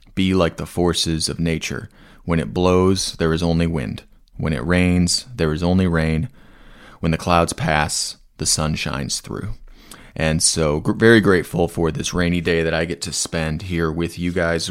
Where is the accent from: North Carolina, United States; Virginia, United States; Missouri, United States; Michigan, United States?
North Carolina, United States; Asheville; my hometown of Asheville, North Carolina